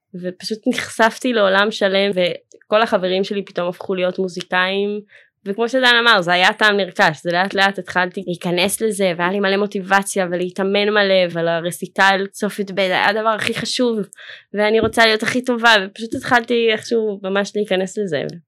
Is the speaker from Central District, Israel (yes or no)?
no; Jerusalem, Jerusalem District, Israel; also born or lived in Philadelphia, United States; ממשפחה חבדית מירושלים, וגדלתי בתוך הקהילה החבדית